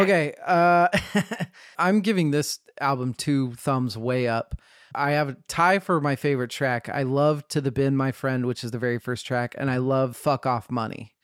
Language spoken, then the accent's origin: English; Boise, Idaho, United States; I was born in Boise